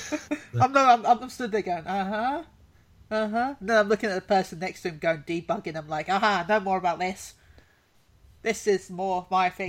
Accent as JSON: {"language": "English", "country": "United Kingdom", "said": "I'm British"}